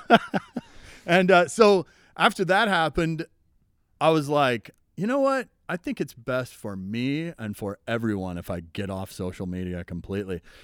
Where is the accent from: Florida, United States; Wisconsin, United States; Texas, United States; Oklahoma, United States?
Oklahoma, United States; I'm from Oklahoma